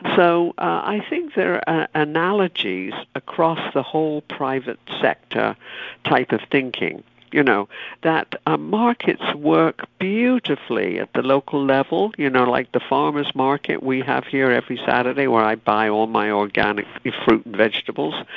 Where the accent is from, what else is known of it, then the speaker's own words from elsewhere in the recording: United Kingdom; moved away; when I was growing up in Britain